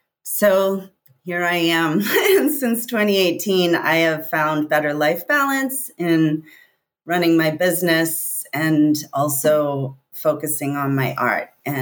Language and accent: English; East Coast, United States; moved away as an adult; also born or lived in Santa Fe, New Mexico; now in California, United States; growing up on the East Coast. And I lived in Santa Fe for 13 years